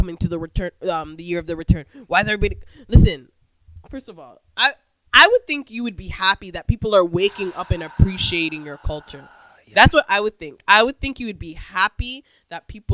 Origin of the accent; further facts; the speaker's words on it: Jamaica; we Jamaican women